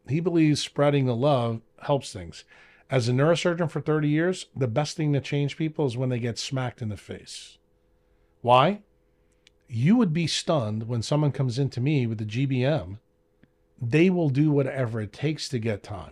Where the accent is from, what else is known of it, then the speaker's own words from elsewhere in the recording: New York, United States; I'm from New York.